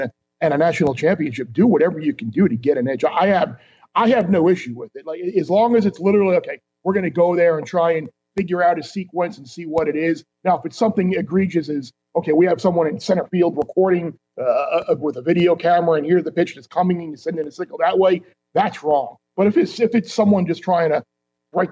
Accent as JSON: {"language": "English", "region": "New York", "country": "United States", "tie": "born or raised there", "said": "growing up in New York"}